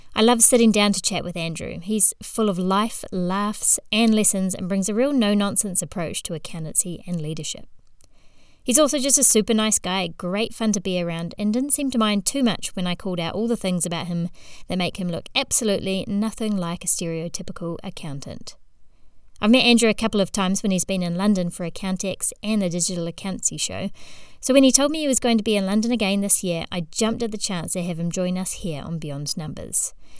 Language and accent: English; New Zealand; accent: Kiwi; now in United Kingdom; my Kiwi accent is probably gonna get way more Kiwi